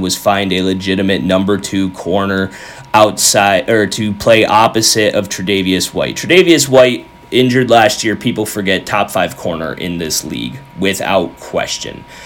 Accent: Western New York, United States; my entire childhood growing up in Western New York

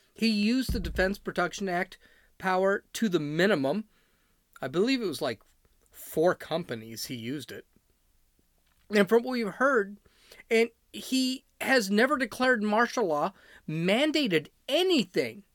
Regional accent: Chicago, Illinois, United States; I'm from Chicago

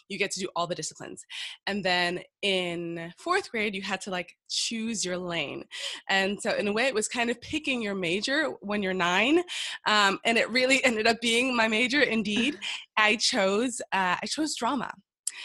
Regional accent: Miami, Florida, United States; moved away; I'm from Miami, Florida, American girl

